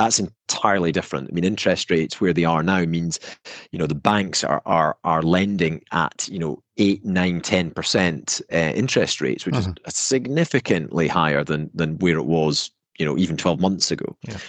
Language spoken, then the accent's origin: English; Scotland, United Kingdom; You can tell mm-hmm. from my accent that I'm from north of the border.